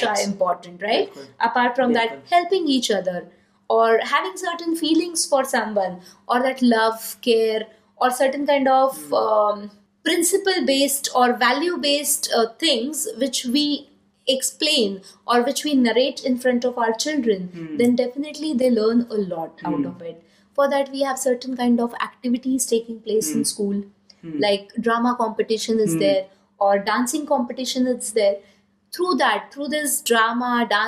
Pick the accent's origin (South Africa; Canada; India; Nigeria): India; being Indian